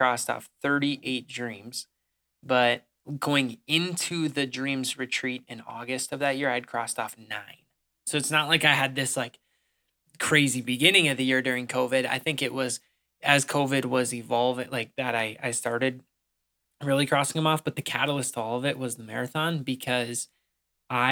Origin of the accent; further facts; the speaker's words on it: Pierce, Minnesota, United States; in my hometown of Pierce, Minnesota